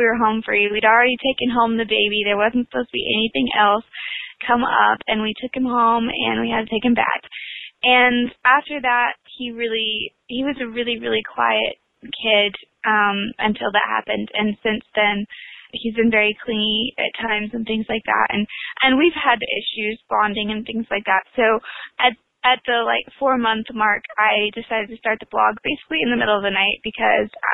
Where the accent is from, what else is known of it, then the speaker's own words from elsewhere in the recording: northwest Oklahoma, United States; I grew up in a tiny town in northwest Oklahoma